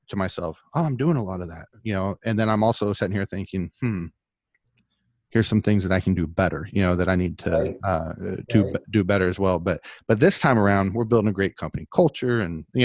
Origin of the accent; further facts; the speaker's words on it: Oklahoma, United States; I'm from Oklahoma